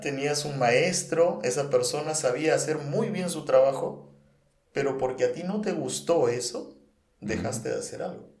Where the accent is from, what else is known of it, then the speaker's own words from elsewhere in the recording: Nauta, Loreto, Peru; moved away; also born or lived in Lima; un pueblo que queda una hora Nauta, que es donde yo nací